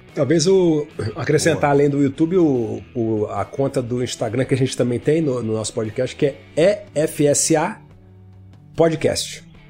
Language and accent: Portuguese; Rio de Janeiro, Brazil; moved away as an adult; now in Belo Horizonte, Brazil; Eu sou do Rio